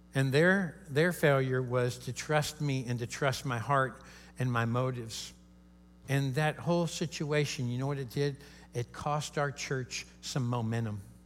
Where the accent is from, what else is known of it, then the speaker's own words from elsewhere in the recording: Kentucky, United States; I'm from Kentucky. Uh, that's the headquarters of KFC, right where I live in, in Louisville